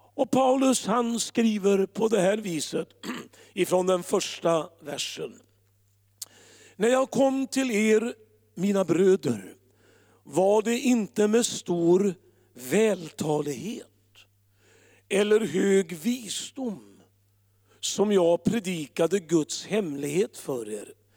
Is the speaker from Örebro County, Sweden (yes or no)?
yes; Örebro, Örebro County, Sweden; Örebro, där jag kommer ifrån